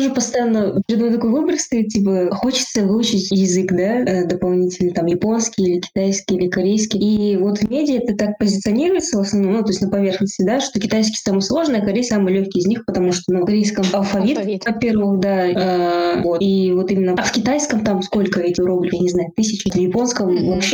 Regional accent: Russia; я россиянка.

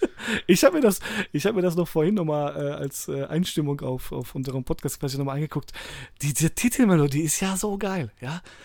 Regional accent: Poland; als Pole

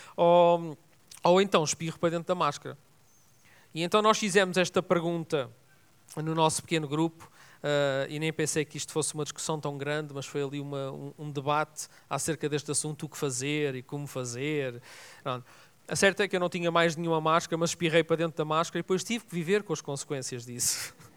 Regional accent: Vila Nova de Gaia, Norte, Portugal; also born or lived in Lisbon; estava numa piscina lá em Vila Nova de Gaia, onde eu fui educado. Nasci em Lisboa, mas fui educado lá em cima

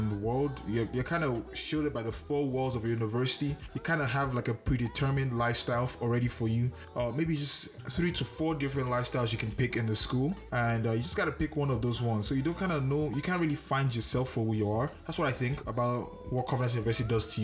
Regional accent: Canada; I'm Canadian

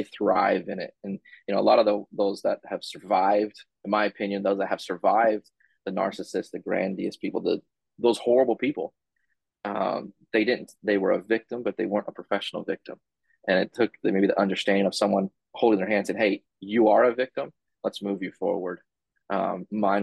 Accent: San Diego, California, United States; now in Georgia, United States; I'm from San Diego

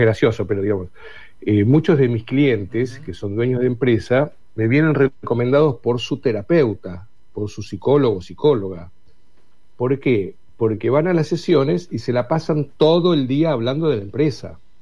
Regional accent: Buenos Aires, Argentina; soy porteño, yo soy de Buenos Aires

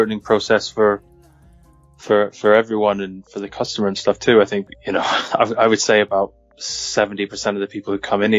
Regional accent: California, United States; I grew up in California, and so I kind of grew up eating Mexican food on a regular basis

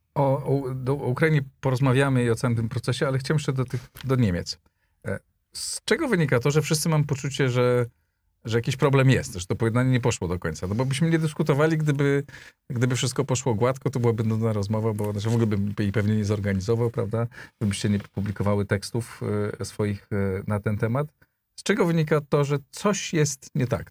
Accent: Greater Poland, Poland; moved away; ja się wychowałem w Wielkopolsce

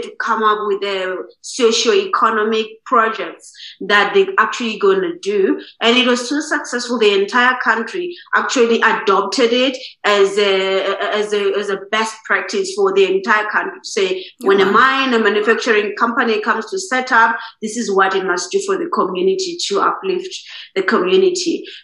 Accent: Eastern Cape, South Africa; I'm from the Eastern Cape side. Mm-hmm. It's just about an hour from Nelson Mandela's home. Yeah. So that's where I was born and I grew up.

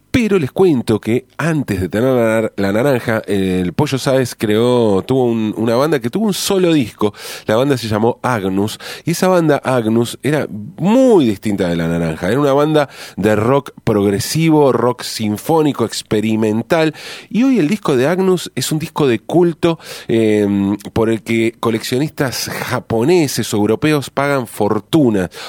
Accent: Buenos Aires, Argentina; ya que si somos porteños

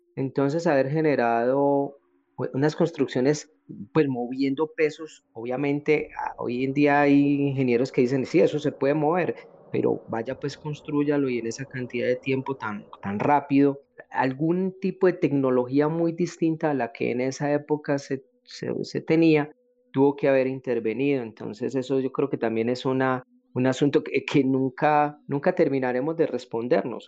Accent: Colombia; acá en mi país, en Colombia

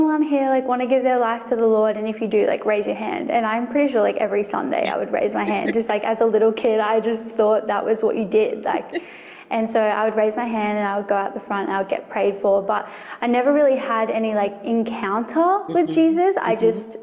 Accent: Brisbane, Queensland, Australia; I'm from Brisbane, Australia, and I currently work 2 days in real estate admin

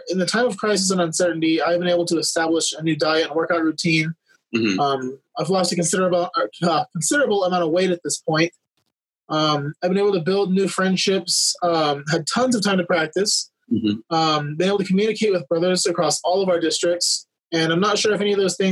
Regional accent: Roswell, New Mexico, United States; I was born in Roswell, New Mexico

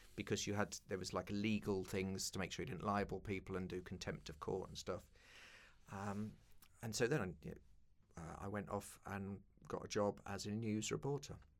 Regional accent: London, United Kingdom; grew up in East London

